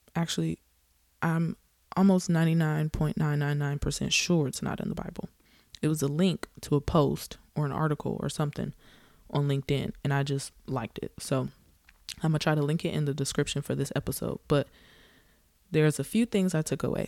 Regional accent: the South, United States; I'm from the South

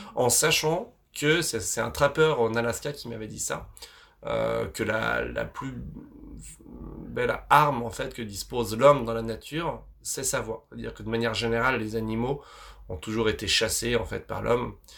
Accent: Vosges, Grand Est, France; je, suis, né dans les Vosges, enfin, je suis originaire des Vosges

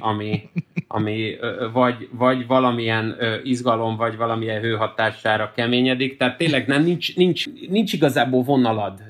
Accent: Budapest, Hungary; én is itt a Ferencvárosban, amikor fölnőttem

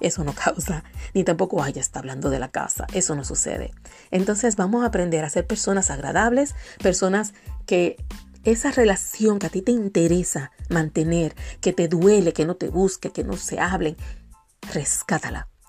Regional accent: Biloxi, Mississippi, United States; born there; Nací en Biloxi, Mississippi, por eso empieza con M. Mississippi, el estado donde nació Elvis Presley y Oprah. Ahí nací yo. Mi papá estaba en la Fuerza Aérea y estábamos en la base Kistler en Biloxi, Mississippi y ahí llegó la cigüeña.

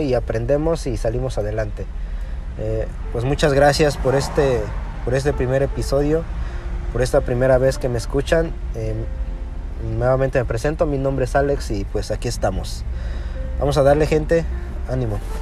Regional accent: Mexico; moved away as an adult; now in United States; Nosotros somos de México, venimos de México, y nos venimos realmente por el nivel de seguridad que hay allá.

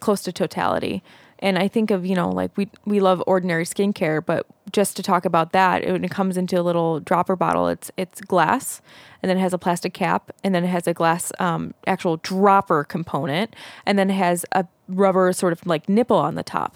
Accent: Zion, Illinois, United States; we grew up in Zion, Illinois

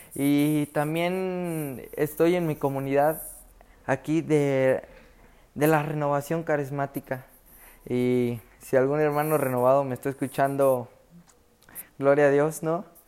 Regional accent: Villa Hidalgo, Jalisco, Mexico; yo en mi comunidad soy de Jalisco, Villa Hidalgo, Villa Hidalgo, Jalisco, en mi comunidad

